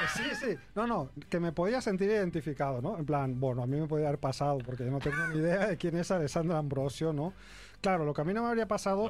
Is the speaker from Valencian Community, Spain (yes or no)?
no; Catalonia, Spain; yo que soy un catalán agarrado